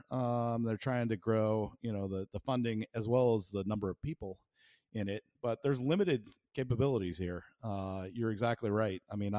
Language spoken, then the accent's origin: English; Australia; So as an Australian, I'm very interested in, you know, a rules-based order